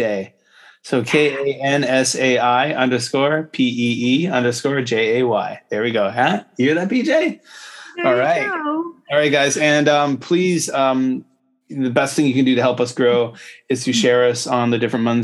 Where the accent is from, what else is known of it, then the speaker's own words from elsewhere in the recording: Canada; now in Japan; I'm a Canadian